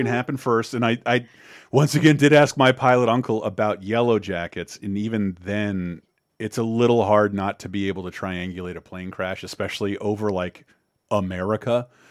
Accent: Florida, United States; I'm from Florida

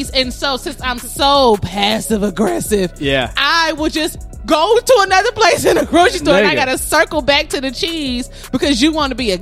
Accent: the South, United States; I'm from the South

